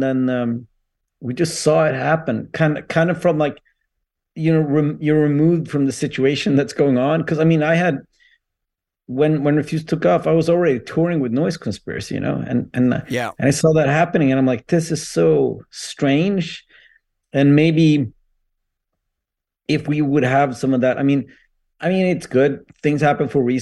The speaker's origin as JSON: {"language": "English", "area": "near Umeå", "region": "Västerbotten County", "country": "Sweden", "tie": "born or raised there", "said": "I was born in Sweden, the very north of Sweden. It's a small town called Venice, outside of Umeå"}